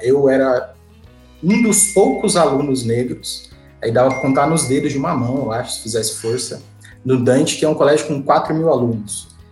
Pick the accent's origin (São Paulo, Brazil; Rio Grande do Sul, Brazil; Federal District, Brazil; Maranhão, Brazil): São Paulo, Brazil; eu nasci, cresci a minha adolescência e minha infância no Jardim Ângela, abracei para a caravana do Jardim Ângela, quem conhece Zona Sul de São Paulo, periferia